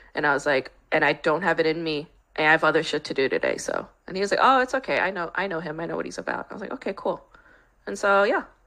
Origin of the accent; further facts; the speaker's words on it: New York, United States; now in Los Angeles, United States; I grew up in New York.